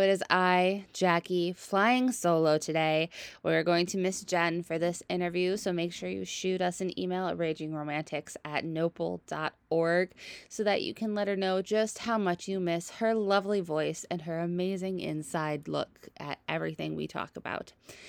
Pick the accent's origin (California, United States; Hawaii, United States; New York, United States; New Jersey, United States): New York, United States; a small farming town south of Syracuse; But in reality, I'm from a small farming town, like 30 minutes south of Syracuse. So I just always say Syracuse.